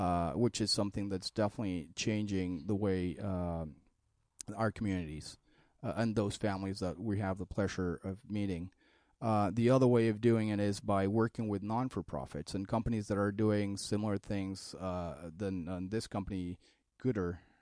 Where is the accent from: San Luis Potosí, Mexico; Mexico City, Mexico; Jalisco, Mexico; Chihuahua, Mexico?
Mexico City, Mexico; moved away as an adult; also born or lived in Colombia; now in United States; I'm originally from Mexico City. I came to the U S in two thousand four.